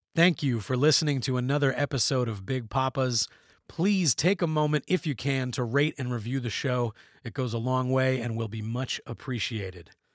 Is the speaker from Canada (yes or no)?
yes; Canada; we're Canadian